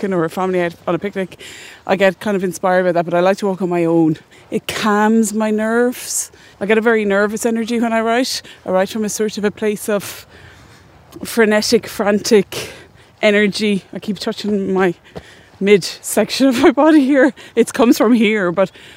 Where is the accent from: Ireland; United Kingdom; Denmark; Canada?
Ireland; Athenry, Connacht; I'm from Athenry, and we don't have any water, just a little river that runs through the town that you hardly notice. And even though Galway is coastal, I didn't really grow up beside the sea